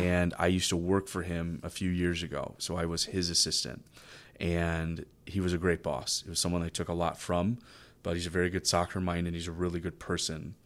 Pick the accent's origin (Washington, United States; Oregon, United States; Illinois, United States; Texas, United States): Texas, United States; College Station; I grew up in College Station